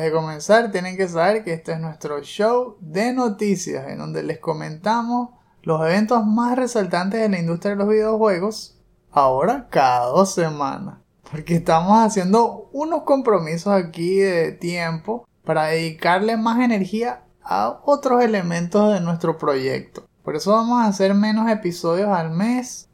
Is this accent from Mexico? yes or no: no; Venezuela; somos venezolanos